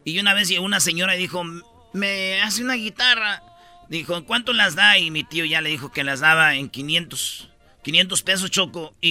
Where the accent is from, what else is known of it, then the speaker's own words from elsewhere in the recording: Jiquilpan, Michoacán, Mexico; yo soy de Jiquilpa, Michoacán